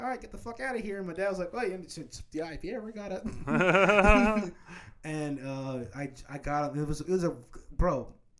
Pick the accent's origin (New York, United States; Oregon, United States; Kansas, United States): Kansas, United States; Wichita; moved away as an adult; now in Atlanta, United States; Growing up in Kansas, right?